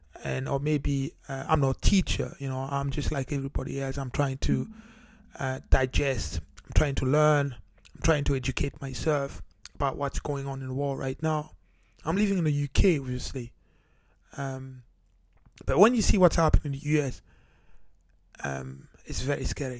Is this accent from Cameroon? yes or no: yes; Cameroon; now in United Kingdom; I'm originally from Cameroon.